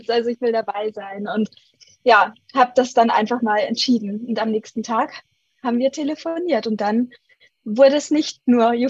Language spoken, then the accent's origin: German; Munich, Bavaria, Germany; moved away as an adult; now in Bali, Indonesia; Wir sind vor ein paar Monaten ausgewandert. Ich komme ursprünglich aus München, bin aber immer gerne rumgereist.